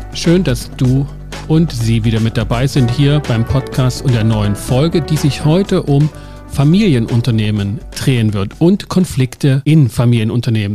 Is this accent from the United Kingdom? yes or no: no; Schwarzenberg, Germany; Ich komme aus Schwarzenberg. Wir haben das im Stadtwappen. Wir haben die Geschichte im Kindergarten gehört